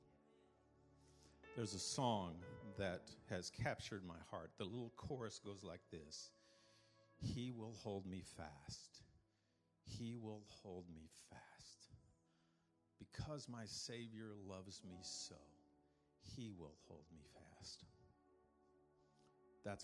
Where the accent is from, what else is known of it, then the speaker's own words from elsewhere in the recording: San Angelo, Texas, United States; I'm a country boy. I grew up in San Angelo playing with horned frogs and in the dirt.